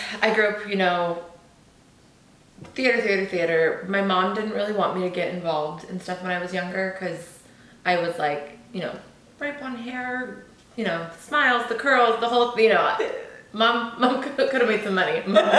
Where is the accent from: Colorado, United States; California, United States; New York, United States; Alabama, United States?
California, United States; Orange County; moved away as an adult; now in Los Angeles, United States; I'm from Orange County, born and raised.